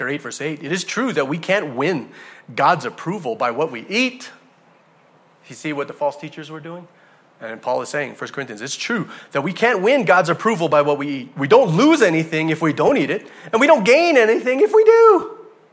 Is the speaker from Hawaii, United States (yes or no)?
yes; Hawaii, United States; I'm from Hawaii. We pride ourselves in believing that anything in the ocean, alive or dead, is eaten by us. Right? People from Hawaii, we eat everything in the ocean.